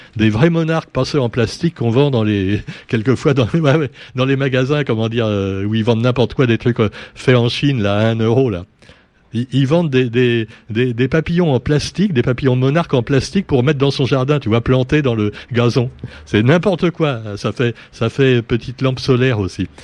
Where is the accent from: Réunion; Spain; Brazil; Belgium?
Réunion; nous sommes des Français avant d'être des Réunionnais